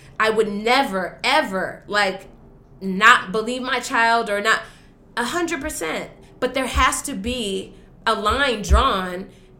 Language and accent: English; Los Angeles, California, United States; we grew up in the Valley